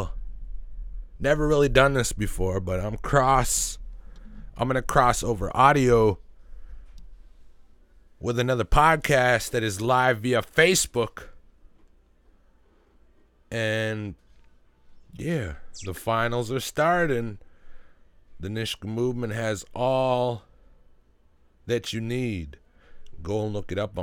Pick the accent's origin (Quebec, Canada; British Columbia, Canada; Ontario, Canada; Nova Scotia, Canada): British Columbia, Canada; Greenville; I'm from Greenville